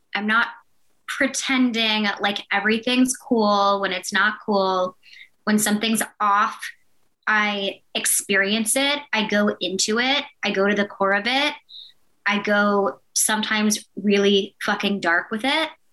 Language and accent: English; Blacksburg, Virginia, United States; my hometown, Blacksburg, Virginia.